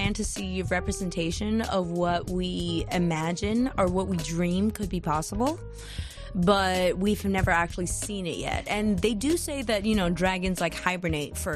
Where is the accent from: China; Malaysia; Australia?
China; Beijing; moved away as an adult; also born or lived in Singapore / Boston; now in United States; Born in Singapore, born and raised. I grew up in Beijing, but I moved to Boston when I was 18 to go to music school, Berkeley